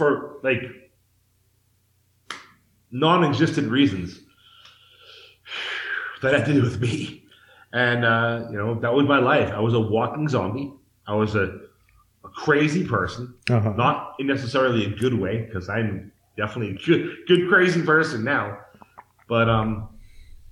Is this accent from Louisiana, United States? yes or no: no; Massachusetts, United States; moved away as an adult; now in Mexico; I'm from the East Coast of the United States, the state of Massachusetts.